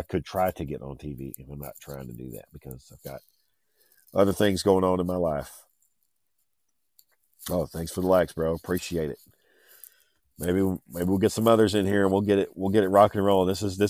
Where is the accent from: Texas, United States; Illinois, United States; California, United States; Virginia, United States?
Texas, United States; I am from Texas, where this podcast is coming out of Fort Worth. I've lived in Texas my whole life.